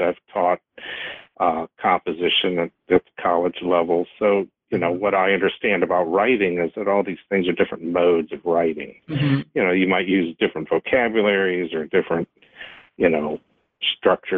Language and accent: English; Woodbridge, Virginia, United States; I grew up in Woodbridge, which is just south of D.C. on 95, and so, you know, I'm from this area